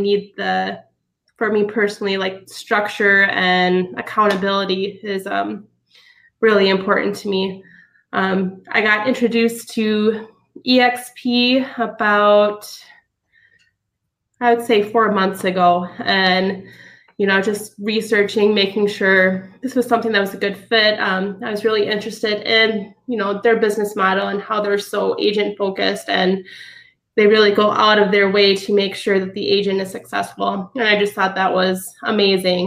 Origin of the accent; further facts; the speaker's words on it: Sparta, Wisconsin, United States; I grew up in Sparta, Wisconsin, up by La Crosse